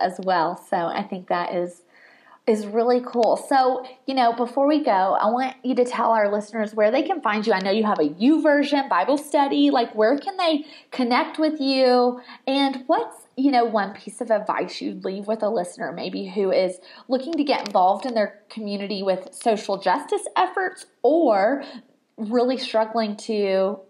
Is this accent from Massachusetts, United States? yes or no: no; Tennessee, United States; moved away; also born or lived in Colorado; I'm a Tennessee girl. This is not a Colorado accent.